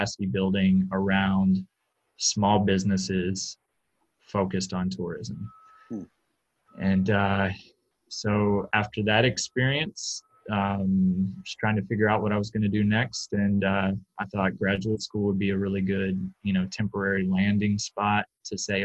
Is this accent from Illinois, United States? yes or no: no; Atlanta, Georgia, United States; now in Milwaukee, United States; I grew up in Metro Atlanta, Georgia